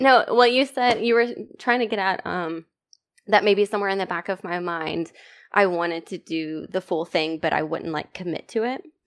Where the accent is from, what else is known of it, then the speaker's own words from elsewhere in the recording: East Texas, United States; also born or lived in Virginia; I'm from East Texas